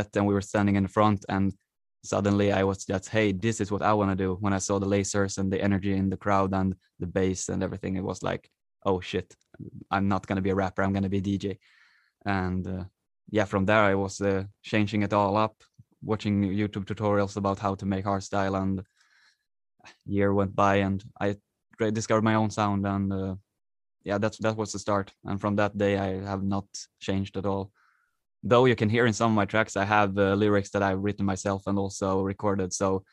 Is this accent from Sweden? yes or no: yes; Sweden; English is a second language; I am here from Sweden, where I at the moment live also